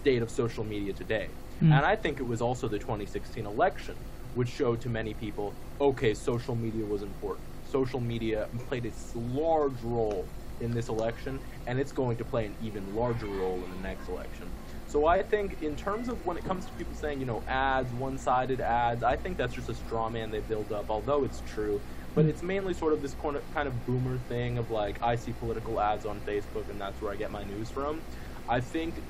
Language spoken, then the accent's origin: English; New York, United States; I'm from New York